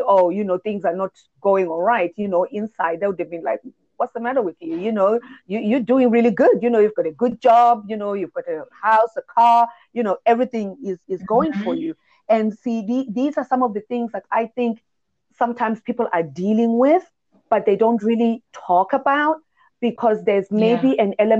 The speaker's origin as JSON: {"language": "English", "country": "Zimbabwe", "said": "coming from Zimbabwe, I do know and remember that there has been this culture"}